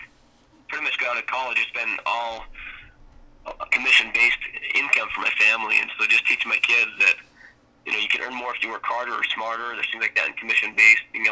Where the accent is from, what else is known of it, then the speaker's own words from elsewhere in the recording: Enoch, Utah, United States; I grew up in Southern Utah. So I worked for the city of Enoch